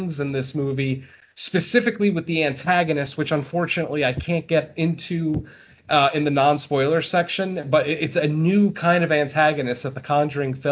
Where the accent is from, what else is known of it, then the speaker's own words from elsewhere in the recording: Waterbury, Connecticut, United States; I'm from Waterbury, Connecticut, which is probably about 25 minutes away from where this crime took place